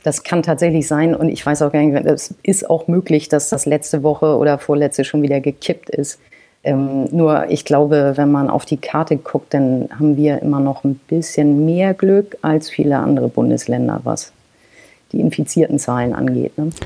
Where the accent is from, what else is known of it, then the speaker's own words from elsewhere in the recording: Kiel, Schleswig-Holstein, Germany; Kiel ist wirklich meine Heimat und irgendwann war der Magnetismus der Heimat wieder so groß, dass ich, obwohl ich das immer ausgeschlossen habe, wieder nach Hause gezogen bin.